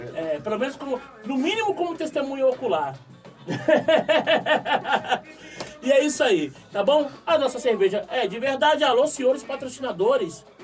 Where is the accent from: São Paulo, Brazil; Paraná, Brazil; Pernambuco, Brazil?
São Paulo, Brazil; Somos todos oriundos de, de, da periferia de São Paulo, muitos aqui da própria Zona Sul.